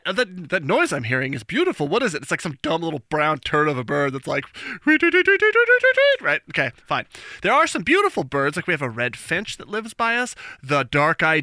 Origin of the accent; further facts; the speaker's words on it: Albuquerque, New Mexico, United States; now in Seattle, United States; I'm from Albuquerque, so there's roadrunners